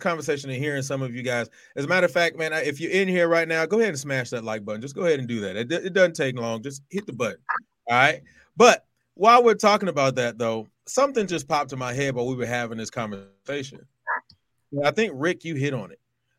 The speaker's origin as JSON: {"language": "English", "town": "Houston", "region": "Texas", "country": "United States", "tie": "born or raised there", "said": "I grew up in Houston, bro"}